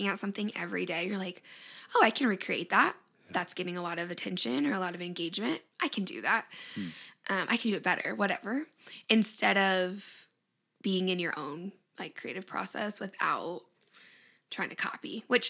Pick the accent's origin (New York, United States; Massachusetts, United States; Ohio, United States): Ohio, United States; Findlay; moved away; also born or lived in Arizona; I was born in Findlay, Ohio, which is like northwest, kind of by Toledo, if you know where that is. We had a house growing up on the lake, on Lake Erie.